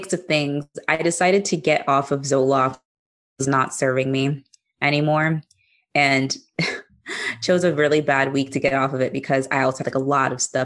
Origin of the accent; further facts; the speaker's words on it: Maryland, United States; I'm from Maryland.